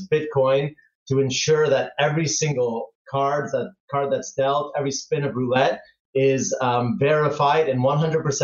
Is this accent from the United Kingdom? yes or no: no; Toronto, Ontario, Canada; moved away as an adult; now in Barcelona, Spain; I grew up in Canada and from Toronto, so I spend almost 30 years there.